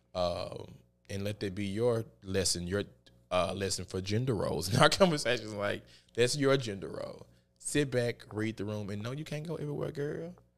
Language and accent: English; the Bible Belt, United States; I grew up in the Bible Belt